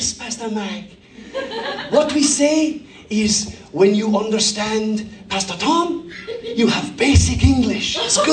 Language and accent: English; Cork, Munster, Ireland; also born or lived in United States; Ballyfihan is a working class suburb on the south side of Cork. I'm from Ballyfihan myself.